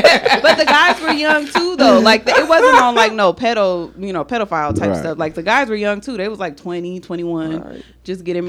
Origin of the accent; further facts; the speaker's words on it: San Diego, California, United States; now in Las Vegas, United States; I am from San Diego.